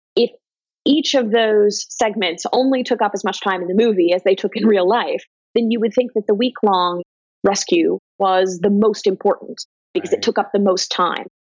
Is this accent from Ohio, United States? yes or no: yes; Ohio, United States; I'm from Ohio